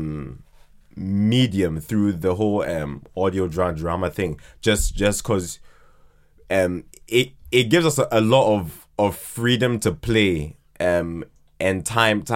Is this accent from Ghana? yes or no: yes; Ghana; also born or lived in Croydon, London, United Kingdom; now in United Kingdom; at the age of two, went to Ghana and then was like raised there